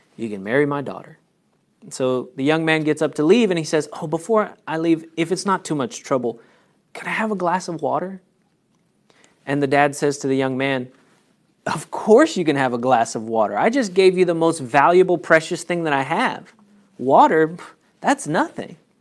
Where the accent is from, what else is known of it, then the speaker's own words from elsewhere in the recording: United States; I was born in the United States